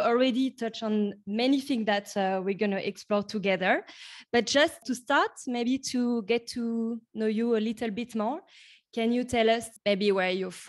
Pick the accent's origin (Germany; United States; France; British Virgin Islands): France; moved away as an adult; now in Melbourne, Australia; I'm from France, and I've been living in Melbourne for many years.